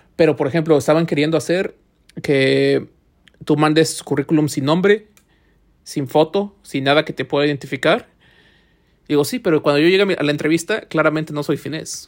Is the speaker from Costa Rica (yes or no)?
no; Mexico; now in Finland; como mexicano